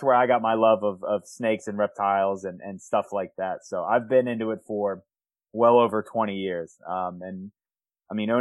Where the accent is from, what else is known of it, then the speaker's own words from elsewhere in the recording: Howard County, Maryland, United States; I grew up in Howard County